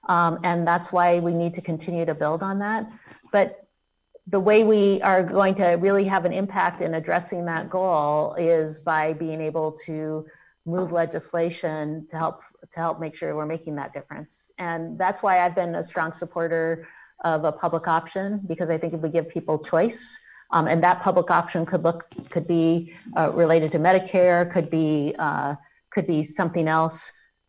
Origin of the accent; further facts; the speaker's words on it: Selma, Alabama, United States; born there; I was born in Selma, Alabama.